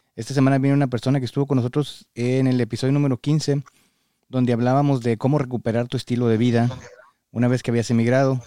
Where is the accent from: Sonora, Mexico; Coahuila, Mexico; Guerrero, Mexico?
Coahuila, Mexico; Parras; now in United States; Yo soy de Parras